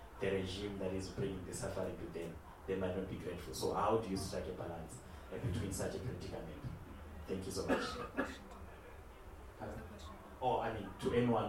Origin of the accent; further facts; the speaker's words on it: Zimbabwe; I come from Zimbabwe